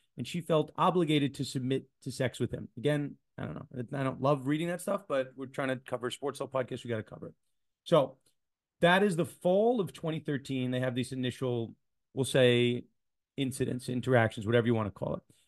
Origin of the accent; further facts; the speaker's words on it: New York, United States; I'm a New Yorker